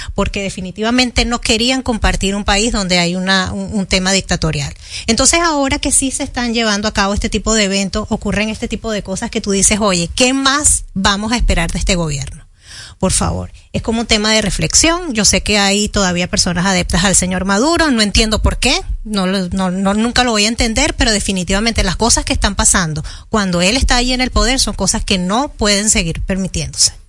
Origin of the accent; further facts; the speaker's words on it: Venezuela; now in Dominican Republic; Soy venezolana, adoro mi país